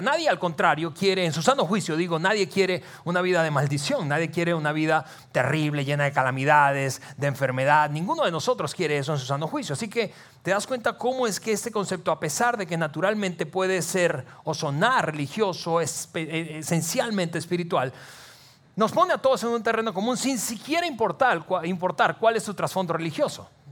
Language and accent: Spanish; Venezuela; moved away as an adult; now in Saltillo, Mexico; yo crecí en un país, en Venezuela, algunos de ustedes saben que soy eh, venezolano de nacimiento, mexicano eh, por naturalización. Ya tenemos 15 años casi viviendo aquí en, Saltillo